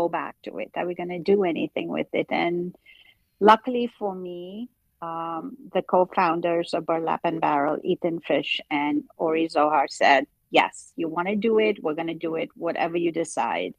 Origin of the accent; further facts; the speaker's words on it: Mumbai, Maharashtra, India; moved away; I grew up in Bombay, went to cooking school